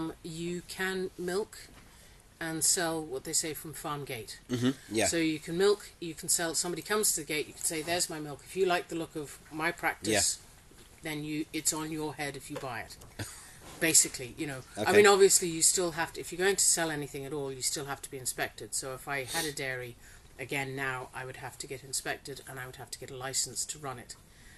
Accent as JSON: {"language": "English", "country": "Singapore", "tie": "born or raised there", "also_born_or_lived": "Australia", "said": "Well, I grew up in Singapore. So and then I worked in Poland and Portugal and Cambodia, and I actually went to university in Australia."}